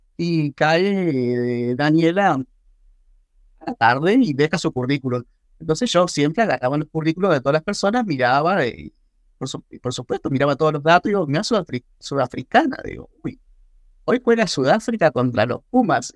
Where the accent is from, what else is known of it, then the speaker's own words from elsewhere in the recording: Reconquista, Santa Fe, Argentina; moved away as an adult; also born or lived in San Fernando, Buenos Aires / Villa Gesell / Mar del Plata; now in South Africa; me crié en el norte de Santa Fe